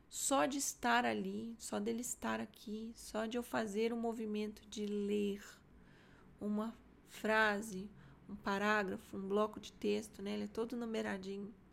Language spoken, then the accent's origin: Portuguese; Minas Gerais, Brazil; nossa, sendo mineiro, né? Você fala, nossa, nó.